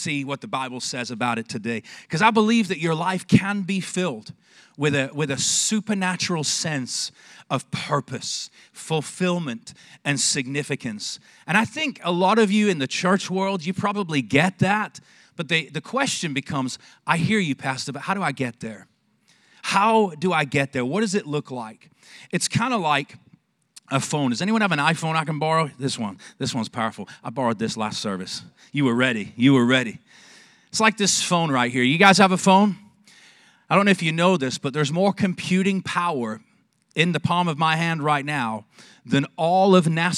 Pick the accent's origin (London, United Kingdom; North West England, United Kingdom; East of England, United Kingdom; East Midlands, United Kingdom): North West England, United Kingdom; Manchester; also born or lived in Texas; now in Longview, United States; I was born in Manchester, England